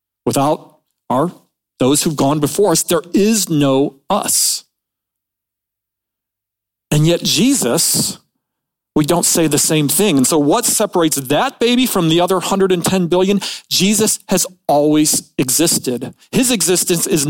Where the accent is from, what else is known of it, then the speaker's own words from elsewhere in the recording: Midwest, United States; I was born in the Midwest